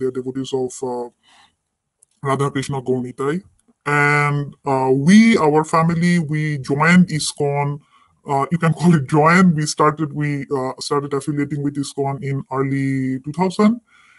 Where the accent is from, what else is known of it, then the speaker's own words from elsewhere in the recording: Bangladesh; moved away as an adult; I grew up in Bangladesh and I spent most of my life in Bangladesh before I came abroad. But I am very well connected with Bangladesh, and I visit Bangladesh often.